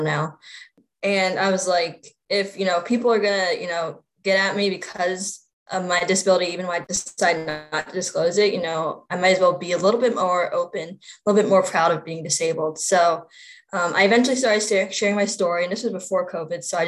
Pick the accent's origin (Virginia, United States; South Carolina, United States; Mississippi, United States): Virginia, United States; I also work in my home state of Virginia